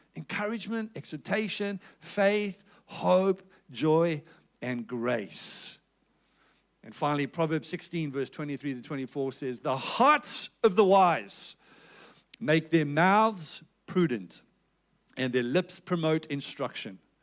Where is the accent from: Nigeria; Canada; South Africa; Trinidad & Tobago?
South Africa; accent: South African; moved away as an adult; now in Perth, Australia; You can tell that I'm originally from South Africa by my accent.